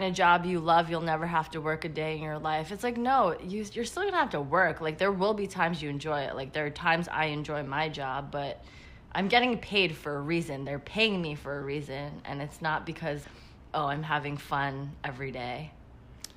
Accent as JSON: {"language": "English", "town": "New York City", "region": "New York", "country": "United States", "tie": "born or raised there", "said": "I was born and raised in Queens, New York"}